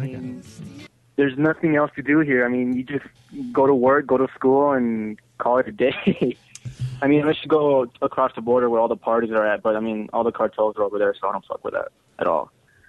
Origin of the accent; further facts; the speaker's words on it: El Paso, Texas, United States; from El Paso, Texas.